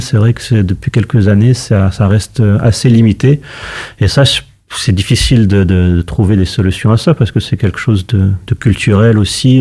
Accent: Morocco; nous au Maroc

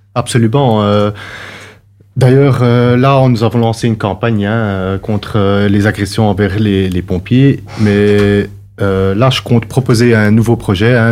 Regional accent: Brussels, Brussels-Capital Region, Belgium; j'ai grandi à Bruxelles.

